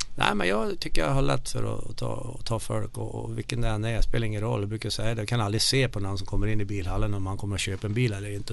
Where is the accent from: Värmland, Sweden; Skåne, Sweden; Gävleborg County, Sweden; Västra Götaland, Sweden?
Värmland, Sweden; Bergsäng; accent: Värmland dialect; moved away as an adult; now in Mora, Sweden; när jag kommer hem till Värmland så känner jag mig som en värmlänning ändå